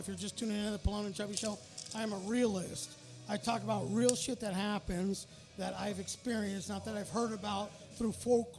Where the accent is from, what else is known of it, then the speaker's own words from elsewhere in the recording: Redondo Beach, California, United States; When I grew up in Redondo.